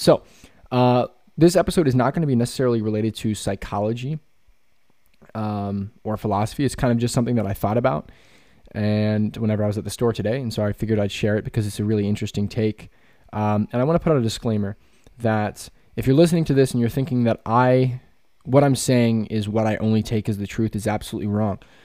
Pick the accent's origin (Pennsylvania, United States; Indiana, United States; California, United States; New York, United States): Pennsylvania, United States; also born or lived in West Virginia; I'm from Pennsylvania